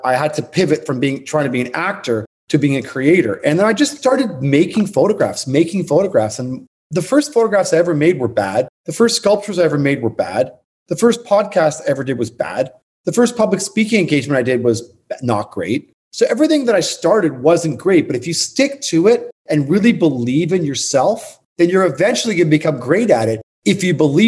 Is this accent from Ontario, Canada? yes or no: yes; Toronto, Ontario, Canada; moved away as an adult; now in New York, United States; I'm originally from Toronto. And I moved to New York in 1994